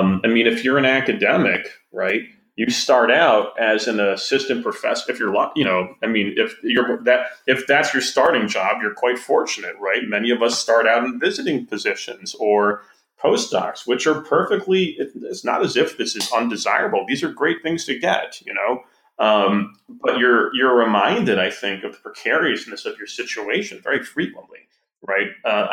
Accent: Wisconsin, United States; It's just there, and I'm from Wisconsin.

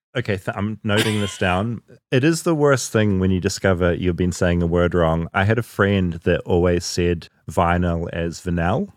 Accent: New Zealand; As a New Zealander

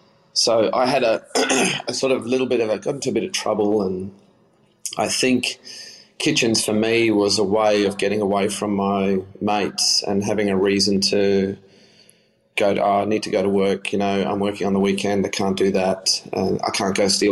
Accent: South Africa; moved away; that's the music I grew up with in South Africa as well.

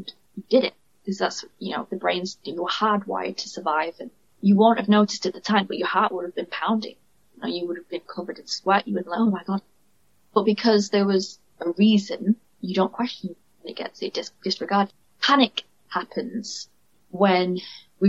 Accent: United Kingdom; accent: northern; you can tell by my accent, I'm from the north.

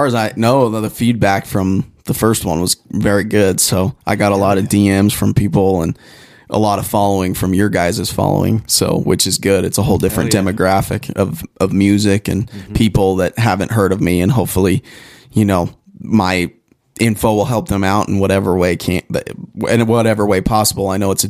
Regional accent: Pueblo, Colorado, United States; I'm from Pueblo.

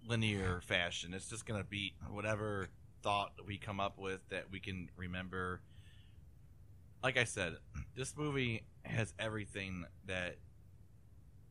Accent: United States; We come from America

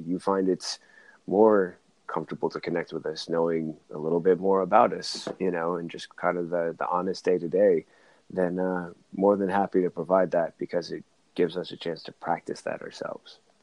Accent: Oakland, California, United States; I'm from California, Oakland side

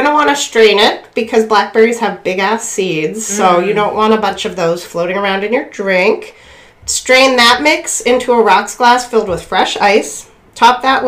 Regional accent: West County, Erie, Pennsylvania, United States; I'm from the West County, we have cider and crap out there

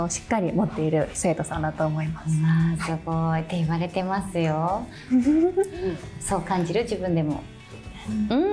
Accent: Kobe, Hyogo, Japan; 兵庫県の神戸市で

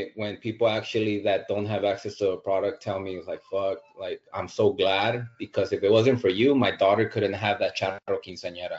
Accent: Los Angeles, California, United States; I grew up in Southeast

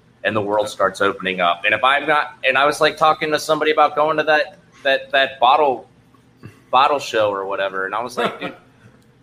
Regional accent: Cincinnati, Ohio, United States; Cincinnati, my hometown

